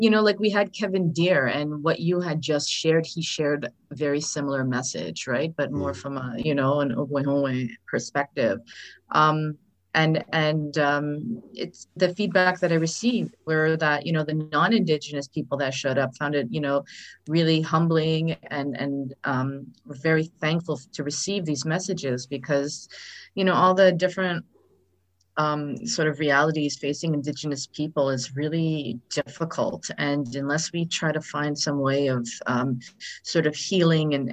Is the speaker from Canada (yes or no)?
yes; Saskatchewan, Canada; I mean, I'm from Saskatchewan, right?